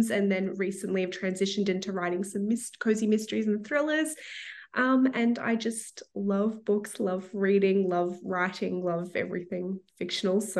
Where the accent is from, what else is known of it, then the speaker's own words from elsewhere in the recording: Melbourne, Victoria, Australia; moved away as an adult; now in Toronto, Canada; I was born and raised in Melbourne, Australia, which you can probably tell from the accent, but I've been living in Toronto for the last, well, I think we're at nine years now.